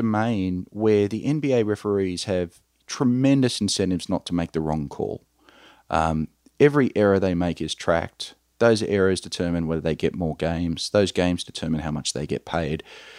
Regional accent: Australia; accent: Australian; You can probably tell by my accent, Michael, I'm an Australian.

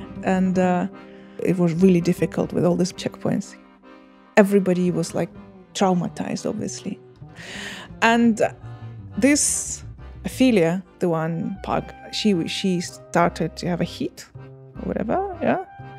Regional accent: Bucha, Kyiv Oblast, Ukraine; I'm telling you about the situation that happened in Bucha, which I consider my hometown.

